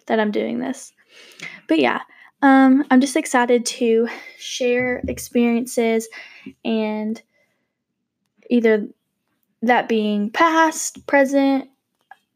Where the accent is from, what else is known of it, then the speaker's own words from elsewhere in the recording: Georgia, United States; We live in Georgia. I'm actually from Georgia, so we love the Peach State.